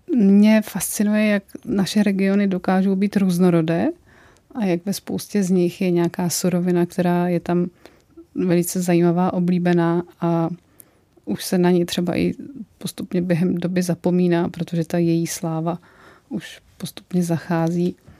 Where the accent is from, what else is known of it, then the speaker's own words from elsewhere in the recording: Vysočina Region, Czechia; Já opravdu pocházím z Vysočiny a Vysočina je bramborářský kraj